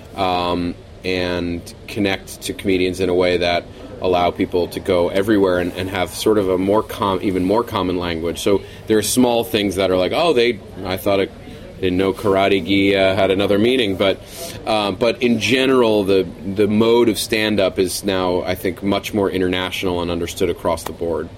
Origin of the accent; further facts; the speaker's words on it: New York, United States; moved away as an adult; now in Los Angeles, United States; I'm from New York uh, originally